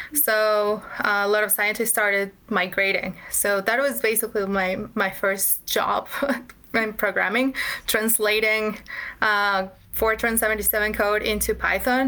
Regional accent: Mexico City, Mexico; I'm from Mexico. I'm from Mexico City, which is definitely not a tech hub

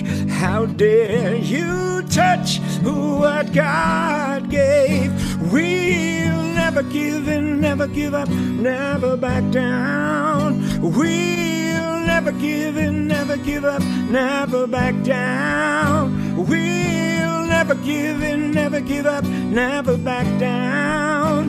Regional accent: New York, United States; I come from New York

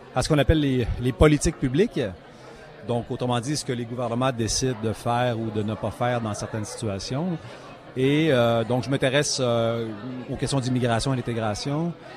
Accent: Quebec City, Quebec, Canada; moved away as an adult; now in Toronto, Canada; dans ma ville natale, la ville de Québec.

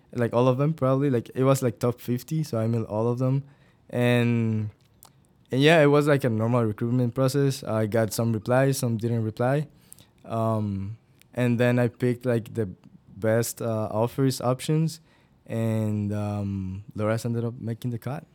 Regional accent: Guatemala; moved away as an adult; now in Iowa, United States; I'm originally from Guatemala

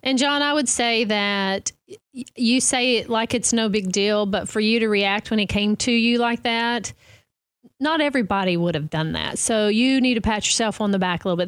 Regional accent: Pocahontas, Arkansas, United States; now in Tennessee, United States; I grew up in Arkansas, but I've lived in Tennessee

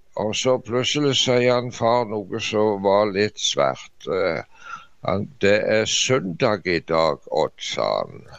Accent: Norway; hjemme i Dubland

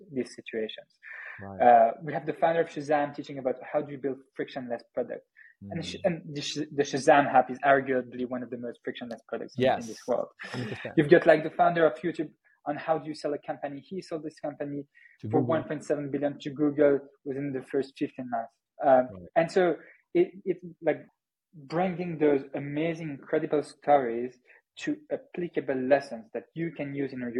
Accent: France; accent: French; English is a second language; also born or lived in Paris, France; I'm building this company from Paris, France, hence my French accent

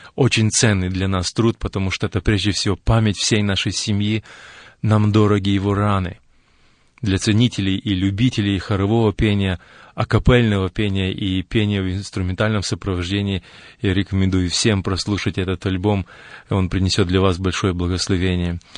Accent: Ukraine; мы родились и выросли на Украине, и это наш народ, и наш язык

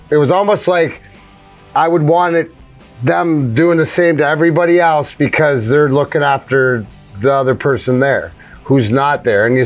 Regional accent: New York, United States; moved away; so I grew up in New York.

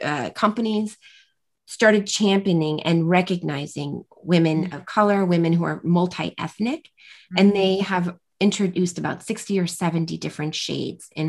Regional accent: United States; I'm an American

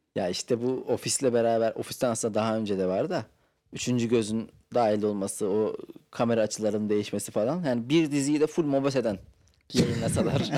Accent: Ankara, Turkey; Ben Ankaralıyım abi. Ankara'da büyüdüm.

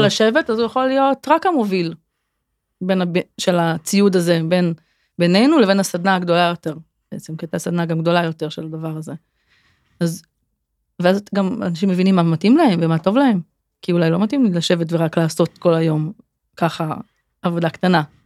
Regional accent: Kfar Saba, Central District, Israel; moved away as an adult; also born or lived in Elah Valley; now in Sarigim, Israel; אני גרה בעמק האלה כבר יותר מעשור, גדלתי בכפר סבא

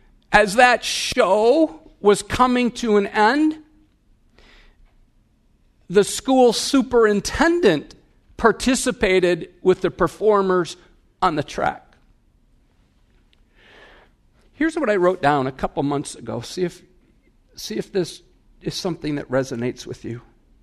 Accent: Wisconsin, United States; I'm from Wisconsin. We have bubblers, but this is a babbler.

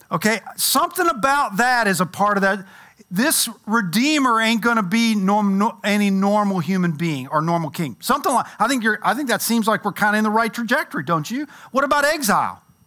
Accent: Louisville, Kentucky, United States; moved away; I grew up in Louisville

